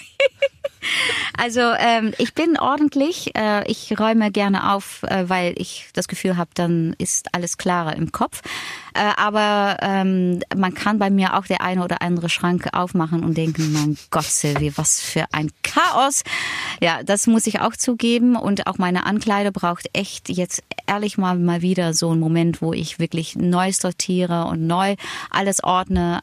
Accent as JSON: {"language": "German", "country": "Netherlands", "also_born_or_lived": "Germany", "second_language": "German", "moved": "yes", "said": "als Holländerin"}